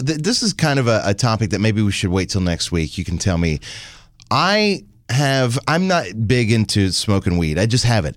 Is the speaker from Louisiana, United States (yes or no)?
yes; Louisiana, United States; born or raised there